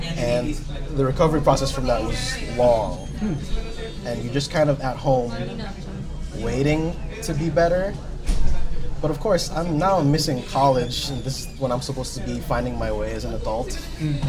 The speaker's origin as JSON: {"language": "English", "town": "Jersey City", "region": "New Jersey", "country": "United States", "tie": "born or raised there", "also_born_or_lived": "Rutgers, New Jersey", "said": "I was born and raised here in Jersey City, so I've been here all of my life"}